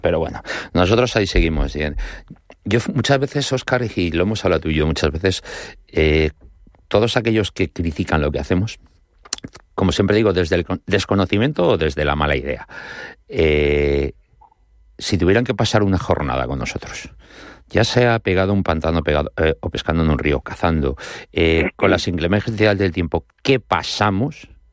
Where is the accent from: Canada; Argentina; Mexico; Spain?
Spain; Madrid, Community of Madrid; como de madrileño a madrileño